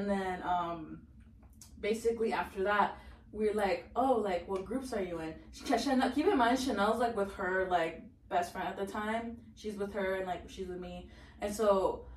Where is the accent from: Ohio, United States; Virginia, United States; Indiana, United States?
Virginia, United States; Northern; we're from Nova